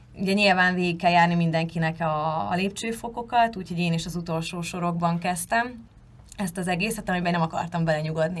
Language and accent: Hungarian; Hungary; moved away as an adult; vidékről származom